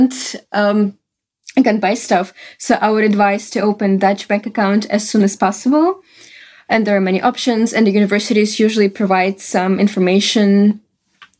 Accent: Russia; English is a second language; moved away as an adult; now in Netherlands; I came from Russia and my bachelor was in Russian

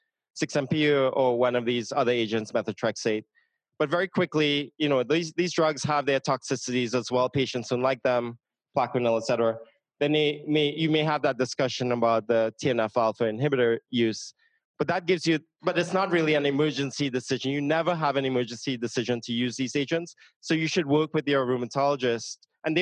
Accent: Trinidad & Tobago; moved away; I'm from Trinidad and Tobago.

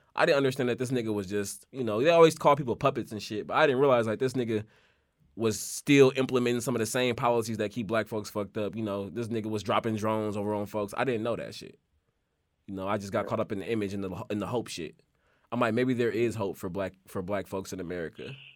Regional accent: Oakland, California, United States; I grew up in Oakland

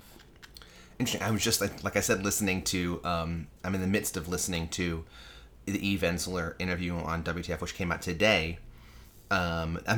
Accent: New York City, New York, United States; Growing up in New York

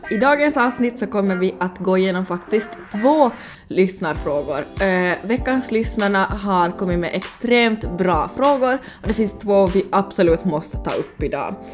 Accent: Helsinki, Uusimaa, Finland; Ja, ja, jag kommer från Helsingfors.

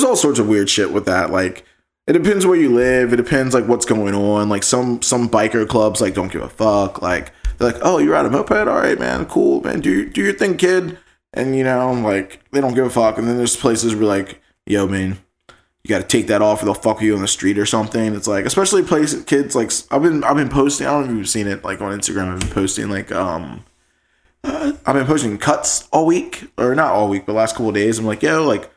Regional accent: Virginia, United States; we're from Virginia

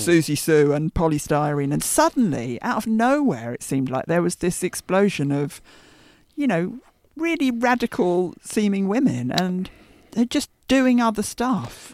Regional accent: Brookmans Park, East of England, United Kingdom; now in London, United Kingdom; when I went back to visit Brookman's Park, which is the little village, not a village, that I hmm. grew up

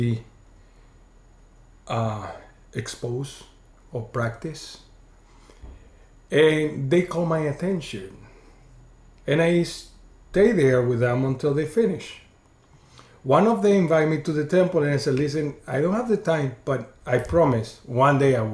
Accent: Venezuela; moved away as an adult; also born or lived in Chicago; now in Clearwater, United States; I grew up in Venezuela

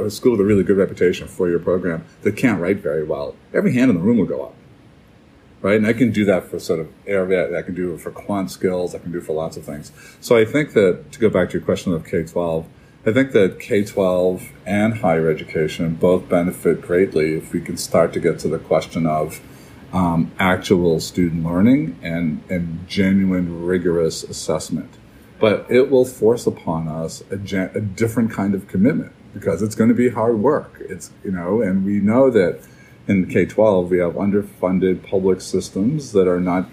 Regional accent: New Hampshire, United States; here in my home state of New Hampshire

